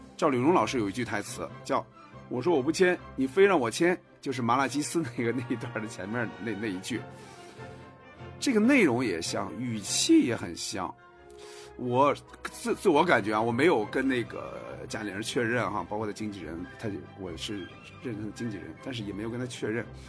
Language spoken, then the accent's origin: Chinese; Hebei, China; now in Beijing, China; 我的老家是河北，身在北京